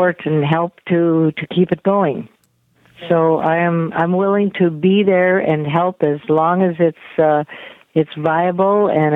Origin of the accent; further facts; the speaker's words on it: North Dakota, United States; when I was growing up in North Dakota